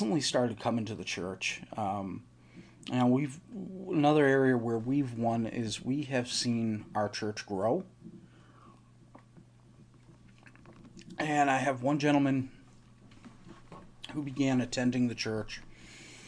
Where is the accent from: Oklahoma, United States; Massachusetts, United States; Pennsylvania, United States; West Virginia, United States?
Massachusetts, United States; eastern; also born or lived in Boston, Massachusetts / Oxford, Massachusetts; I grew up on the east part of Massachusetts